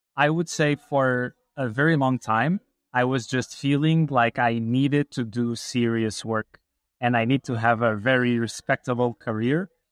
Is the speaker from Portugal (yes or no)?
yes; Portugal; I grew up in Portugal